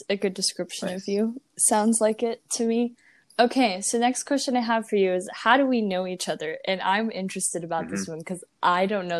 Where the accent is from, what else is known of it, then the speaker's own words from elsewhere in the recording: Amarillo, Texas, United States; also born or lived in Canyon, Texas / Breckenridge, Texas / Borger, Texas; Oh, yeah, so I lived in Borger. Before that, I lived in Canyon. Before that, I lived in Breckenridge, Texas. And before that, I lived in Canyon. And I was birthed into Amarillo, Texas, at Northwest Texas Hospital.